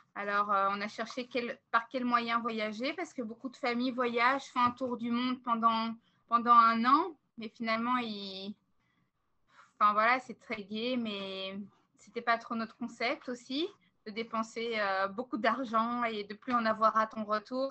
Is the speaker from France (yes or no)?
no; Belgium; moved away as an adult; now in Vancouver Island, Canada; On est une famille belge